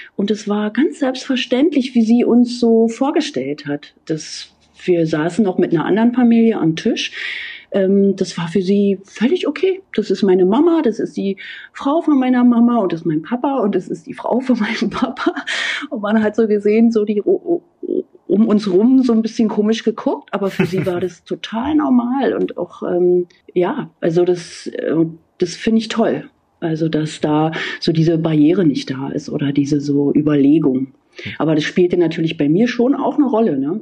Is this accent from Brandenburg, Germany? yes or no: yes; GDR, on the outskirts of Berlin, Brandenburg, Germany; ich bin in der DDR aufgewachsen